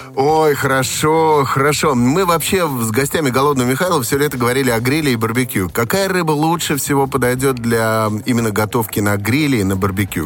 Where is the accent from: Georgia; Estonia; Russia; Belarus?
Estonia; moved away; А мое детство прошло в Эстонии